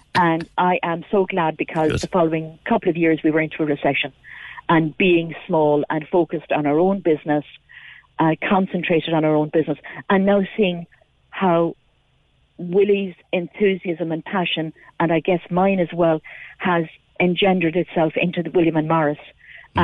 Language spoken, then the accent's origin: English; near Bandon, Munster, Ireland; I grew up near Bandon